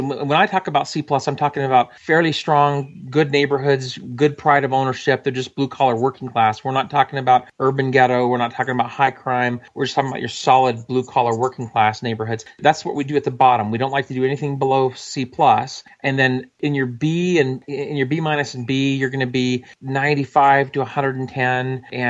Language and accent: English; Georgia, United States; also born or lived in Huntsville, United States / Germany; I was born in Huntsville because my dad was stationed at Redstone Arsenal in the 70s. And since he was working on Nike and MX missiles, I did just happen to be born there. I spent 4 years in Germany, then spent most of my life in Georgia.